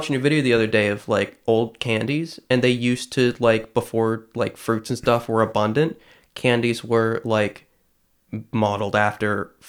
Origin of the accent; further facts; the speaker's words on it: Fall River, Nova Scotia, Canada; also born or lived in Lower Sackville / Dartmouth; I'm from Fall River.